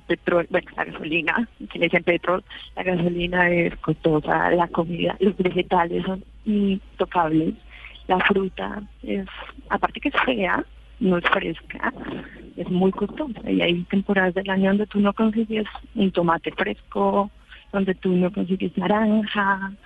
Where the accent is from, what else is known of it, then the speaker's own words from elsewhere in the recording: Bogotá, Colombia; moved away as an adult; now in New Zealand; soy de Bogotá. Llevo aquí ya tres años